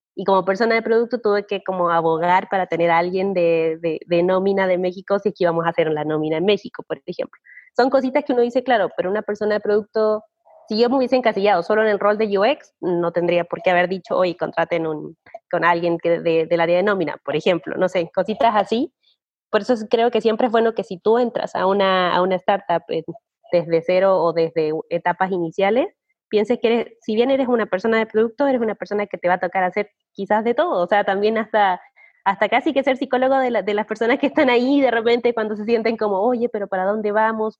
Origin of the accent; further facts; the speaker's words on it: Chile; moved away as an adult; also born or lived in Australia; soy una chilena que viajó a Australia